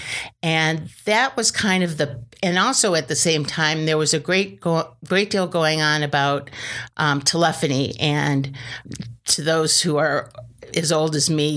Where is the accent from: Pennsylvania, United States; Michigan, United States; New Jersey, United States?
Michigan, United States; moved away as an adult; now in Washington, United States; I'm from Michigan